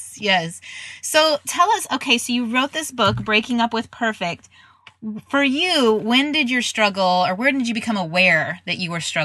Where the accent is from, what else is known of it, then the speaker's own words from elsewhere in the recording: Midwest, United States; now in Dallas, United States; I'm from the Midwest